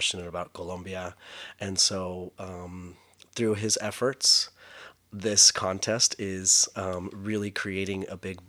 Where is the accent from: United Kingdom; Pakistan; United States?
United States; Midland, Texas; now in Los Angeles, United States; I'm from Midland, Texas. I am Chicano. I am Latino. These words, Mexican-American, that was in my bio. I didn't grow up calling myself Mexican-American. I would say Hispanic, but I grew up from in Midland, Texas.